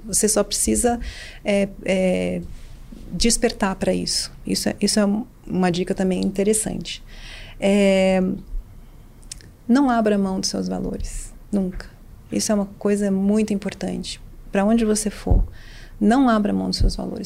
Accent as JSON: {"language": "Portuguese", "country": "Brazil", "also_born_or_lived": "New York / São Paulo", "said": "eu voltei para o Brasil é, é, em junho de 2002"}